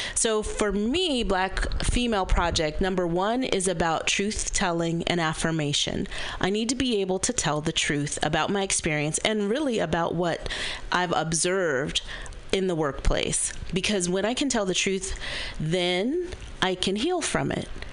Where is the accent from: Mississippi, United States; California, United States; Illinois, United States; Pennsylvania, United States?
California, United States; Berkeley; a Gen X black woman, um, born and raised in Berkeley, California